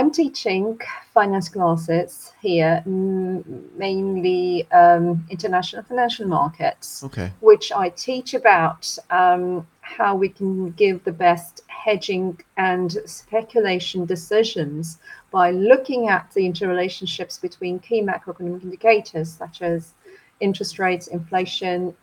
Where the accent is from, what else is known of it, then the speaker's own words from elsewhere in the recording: Turkey; moved away as an adult; also born or lived in Leicester, United Kingdom / York, United Kingdom; now in Chicago, United States; So I'm originally from Turkey. I'm Turkish